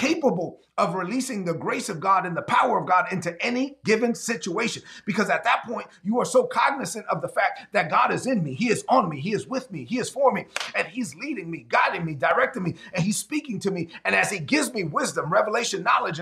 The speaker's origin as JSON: {"language": "English", "town": "New York City", "region": "New York", "country": "United States", "tie": "born or raised there", "said": "since I was raised in Brooklyn, East New York, Brooklyn"}